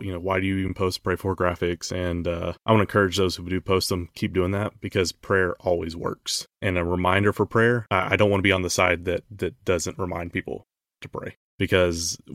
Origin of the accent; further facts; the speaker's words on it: United States; as an American